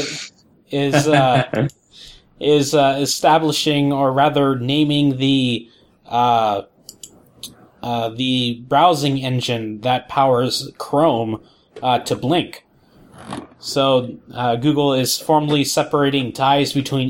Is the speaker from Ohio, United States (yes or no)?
yes; Ohio, United States; moved away; came back from Ohio with gallon milk jugs filled with water from my hometown